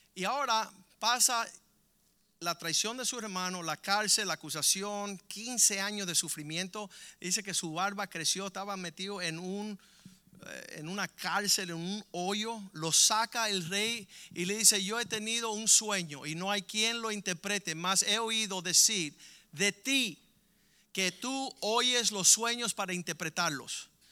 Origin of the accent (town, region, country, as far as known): Cuba